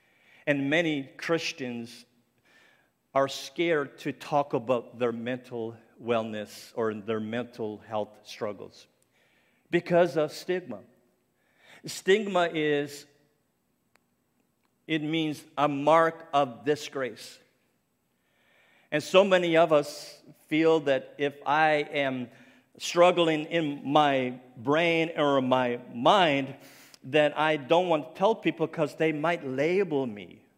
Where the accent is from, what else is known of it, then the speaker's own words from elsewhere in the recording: Nova Scotia, Canada; accent: Cape Breton; I said, I'm not. I'm from Cape Breton Island. There's a big difference, you know. And we have our own accent, for sure.